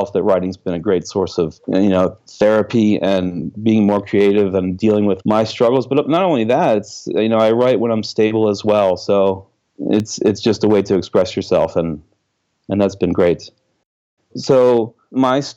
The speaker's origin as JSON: {"language": "English", "town": "Washington", "region": "District of Columbia", "country": "United States", "tie": "born or raised there", "moved": "as an adult", "lives_now": "Oslo, Norway", "said": "I grew up in the Washington, D.C. area"}